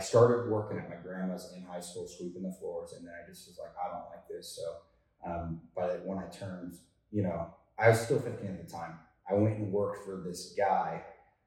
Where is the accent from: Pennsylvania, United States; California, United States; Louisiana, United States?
California, United States; Lakeside; also born or lived in San Diego; I grew up in San Diego, yes. Both parents my mom was from Oklahoma, my dad's from Lakeside, but as a kid we resided in Lakeside